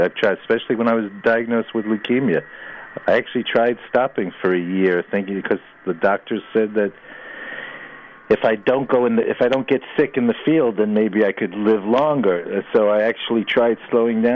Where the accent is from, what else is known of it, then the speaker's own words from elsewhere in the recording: New York City, New York, United States; I grew up in New York City, I had pets